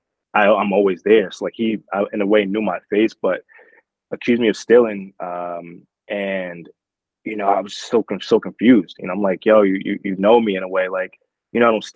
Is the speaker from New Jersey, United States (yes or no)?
yes; Newark, New Jersey, United States; I was born in Newark, New Jersey